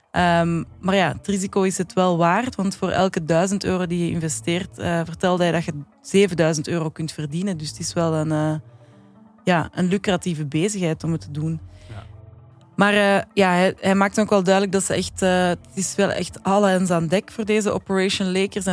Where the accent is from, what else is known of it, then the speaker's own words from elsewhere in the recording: Belgium; Nee, ik ben van België, jongens. Moet ik het nog eens herhalen? Ik kom van België.